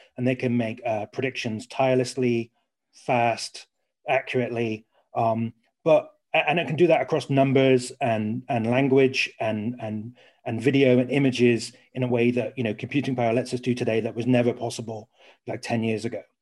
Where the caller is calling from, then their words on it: Surrey, South East England, United Kingdom; I am calling from today, Leafy Surrey